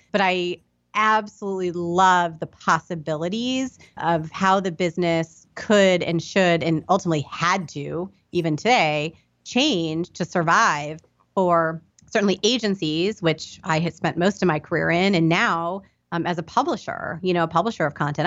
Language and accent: English; Indianapolis, Indiana, United States; moved away; I grew up in Indianapolis, Indiana